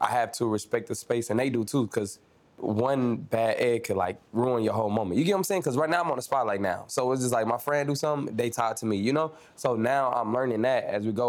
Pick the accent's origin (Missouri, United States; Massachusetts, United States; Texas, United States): Missouri, United States; Kansas City; now in Atlanta, United States; I'm from Kansas City